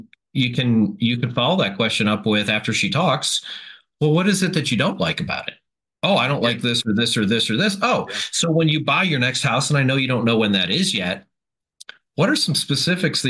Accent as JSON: {"language": "English", "area": "small town outside Buffalo", "region": "New York", "country": "United States", "said": "I'm from a small town 20 minutes outside of Buffalo, New York"}